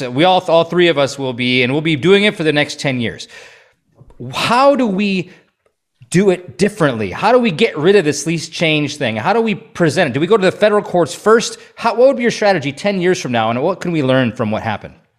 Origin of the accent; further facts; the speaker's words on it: Stevens Point, Wisconsin, United States; growing up in Stevens Point